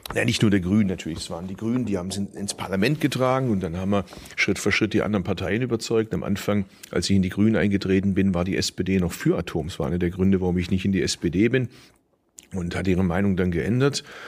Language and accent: German; Bad Urach, Baden-Württemberg, Germany; now in Berlin, Germany; ich kann theoretisch von Berlin hier bis zu meiner Geburtsstadt mit dem Zug fahren